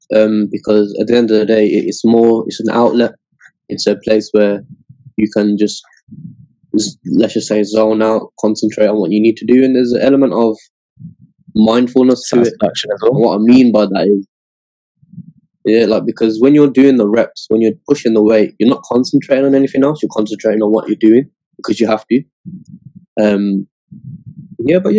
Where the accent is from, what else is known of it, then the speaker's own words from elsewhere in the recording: Scotland, United Kingdom; I was born in Scotland